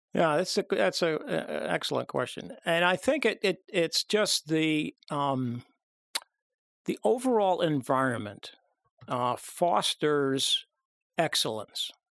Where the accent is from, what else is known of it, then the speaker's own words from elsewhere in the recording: Long Island, New York, United States; I grew up on Long Island